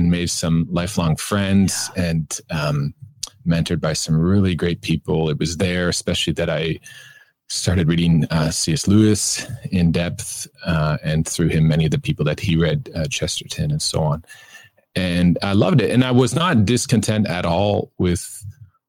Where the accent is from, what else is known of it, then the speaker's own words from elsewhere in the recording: Kitchener, Ontario, Canada; I grew up in Canada, in Ontario, on a farm near Kitchener.